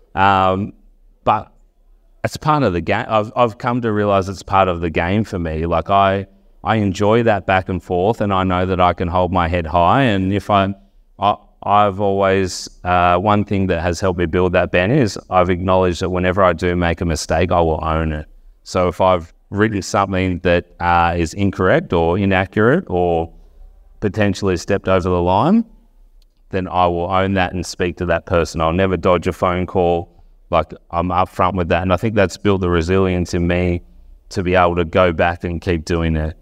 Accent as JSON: {"language": "English", "town": "Wagga Wagga", "region": "New South Wales", "country": "Australia", "moved": "as an adult", "lives_now": "Canberra, Australia", "said": "I'm from Wagga originally, came over to the University of Canberra"}